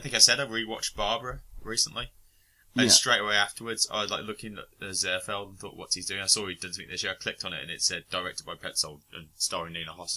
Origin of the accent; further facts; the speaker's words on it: Birmingham, West Midlands, United Kingdom; I grew up in Birmingham in the 80s.